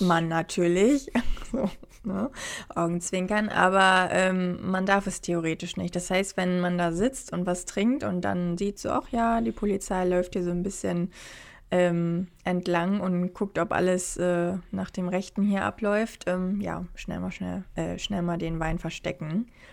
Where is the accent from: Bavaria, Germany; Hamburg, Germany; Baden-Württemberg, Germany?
Hamburg, Germany; moved away as an adult; now in Australia; ich komme ja aus Hamburg